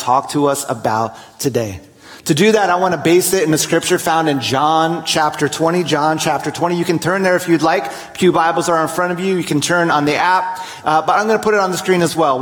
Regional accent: New Jersey, United States; I grew up in New Jersey

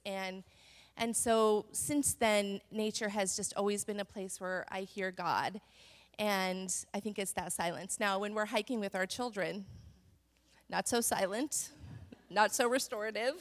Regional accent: Montana, United States; moved away; I grew up in Montana

